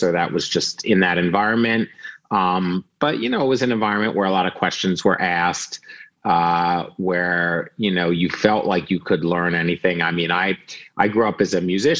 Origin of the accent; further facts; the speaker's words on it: Philadelphia, Pennsylvania, United States; now in Brooklyn, United States; I grew up right outside of Philadelphia, kind of in the suburbs.